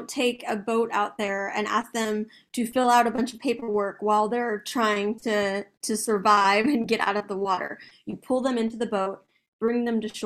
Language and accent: English; Austin, Texas, United States; I grew up in South Austin, like I said, I went to St. Elmo Elementary